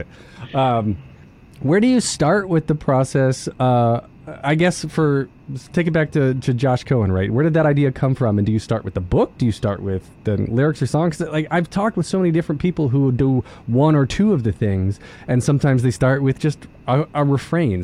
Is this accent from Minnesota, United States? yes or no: no; New York City, New York, United States; as new yorkers you know we know i'm getting i'm getting my accent already